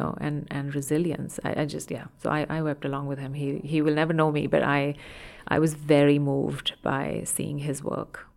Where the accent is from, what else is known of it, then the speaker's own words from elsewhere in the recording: India; moved away; I grew up in India